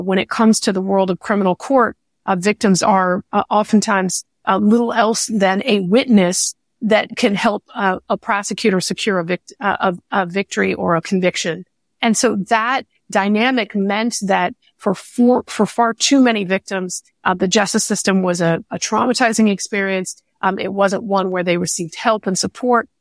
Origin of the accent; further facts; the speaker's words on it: California, United States; as a Californian, a lot of this actually started in, in my home state